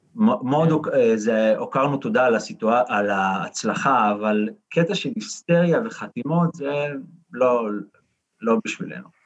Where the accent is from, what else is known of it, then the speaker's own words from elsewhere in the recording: Holon, Tel Aviv District, Israel; אני מח- מחולון